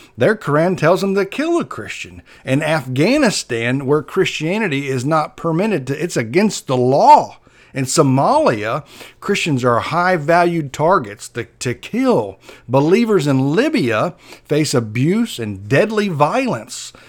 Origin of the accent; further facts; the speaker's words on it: Perry, Florida, United States; moved away; That's my hometown where I grow up.